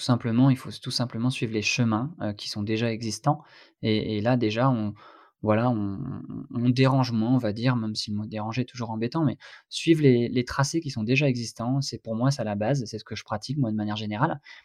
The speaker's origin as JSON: {"language": "French", "region": "Brittany", "country": "France", "said": "par chez moi en Bretagne"}